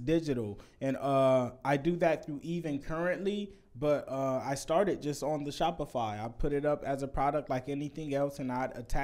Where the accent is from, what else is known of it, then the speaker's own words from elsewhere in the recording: Vallejo, California, United States; I'm from Vallejo. It's the smallest town of all